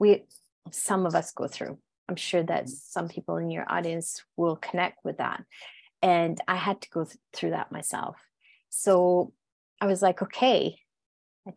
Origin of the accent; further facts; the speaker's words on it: New Brunswick, Canada; first language French; English is a second language; moved away; My accent, I'm originally from New Brunswick, which is, New Brunswick is bilingual in Canada, literally governmentally, like literally bilingual. However, where I come from is fully French. And I grew up in the border of United States, state of Maine, and the province of Quebec.